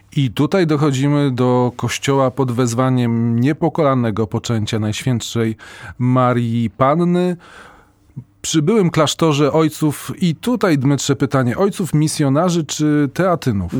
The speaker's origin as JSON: {"language": "Polish", "town": "Briukhovychi", "region": "Lviv Oblast", "country": "Ukraine", "accent": "Lviv", "said": "z Brzuchowic, tak. a mi we Lwowie mówili, że kanadyjski akcent."}